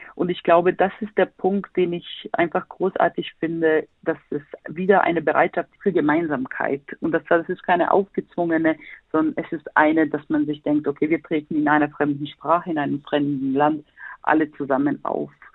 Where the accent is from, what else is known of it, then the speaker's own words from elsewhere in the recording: Sarajevo, Federation of Bosnia and Herzegovina, Bosnia & Herzegovina; now in Berlin, Germany; bin gebürtige Bosnierin, komme aus Sarajevo, lebe aber in Berlin